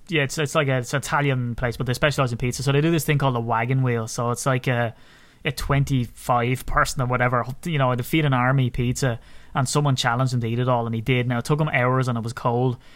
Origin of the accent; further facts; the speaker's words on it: County Wicklow, Ireland; I'm from Wicklow.